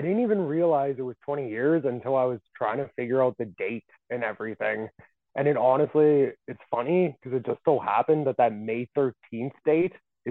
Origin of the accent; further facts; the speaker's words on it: Calgary, Alberta, Canada; I'm from Calgary, is where I'm originally from.